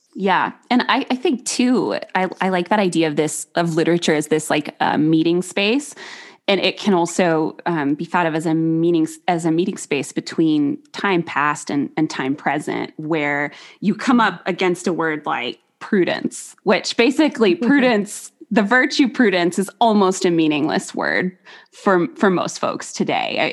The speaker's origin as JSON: {"language": "English", "country": "United States", "said": "just being an American"}